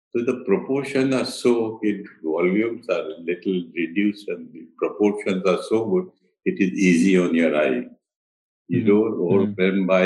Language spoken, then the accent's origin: English; Ahmedabad, Gujarat, India; moved away; also born or lived in Delhi / Mumbai; I was born in Ahmedabad, it is in Gujarat, which is mm. historic